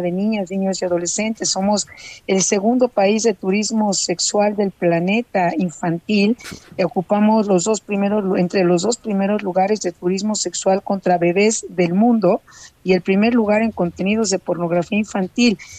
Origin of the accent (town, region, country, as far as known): Mexico